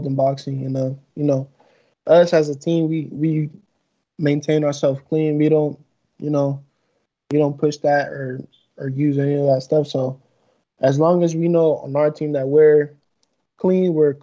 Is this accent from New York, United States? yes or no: no; Sacramento, California, United States; I grew up in Sacramento